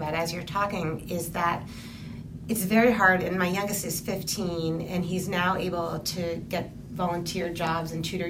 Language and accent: English; Massachusetts, United States; I grew up in Massachusetts